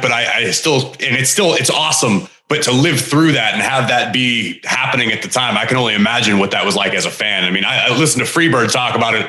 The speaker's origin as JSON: {"language": "English", "town": "Pittsburgh", "region": "Pennsylvania", "country": "United States", "tie": "born or raised there", "said": "I grew up in the Northeast in Pittsburgh"}